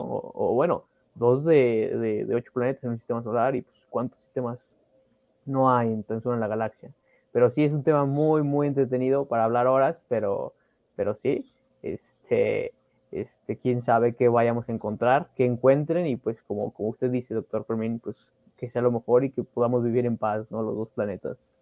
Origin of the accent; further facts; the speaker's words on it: Mexico; como mexicanos